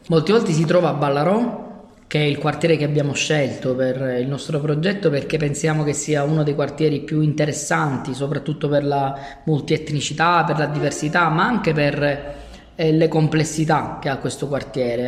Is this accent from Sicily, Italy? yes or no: yes; Palermo, Sicily, Italy; Io sono il primo di, eh, quattro fratelli, il primo di dieci nipoti e sono l'ultimo rimasto a Palermo. La mia famiglia si è sparsa per il mondo in cerca di migliori opportunità.